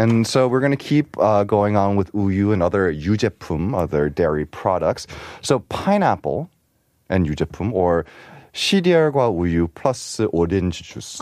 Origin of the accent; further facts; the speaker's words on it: New York, United States; moved away; also born or lived in Arizona; I grew up in New York